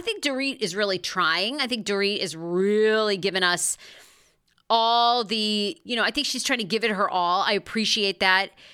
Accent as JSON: {"language": "English", "region": "Maine", "country": "United States", "accent": "Maine", "said": "my Maine accent"}